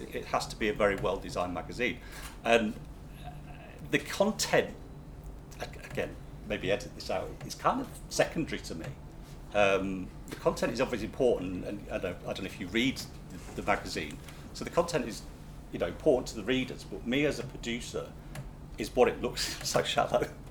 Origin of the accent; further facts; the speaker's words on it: Manchester, North West England, United Kingdom; we're from Manchester